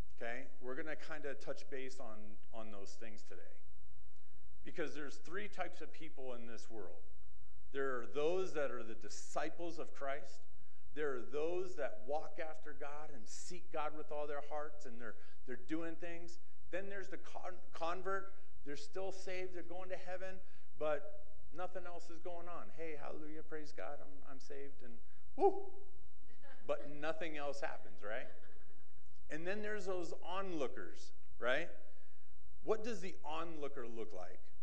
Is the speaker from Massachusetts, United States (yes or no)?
yes; Massachusetts, United States; moved away; I grew up in Massachusetts